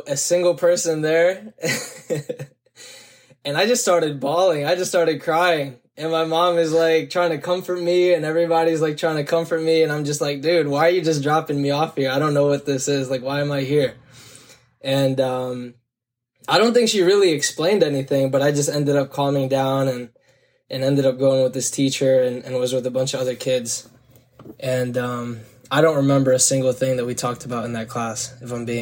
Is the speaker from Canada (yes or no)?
no; Hillsborough, New Jersey, United States; I grew up in Hillsborough, New Jersey